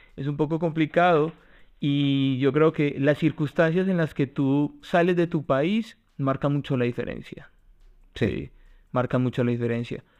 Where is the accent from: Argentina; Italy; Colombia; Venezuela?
Colombia; now in Spain